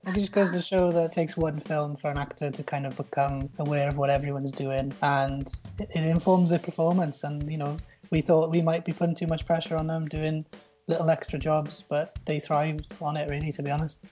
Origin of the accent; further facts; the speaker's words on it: South Wales, United Kingdom; I come from uh, South Wales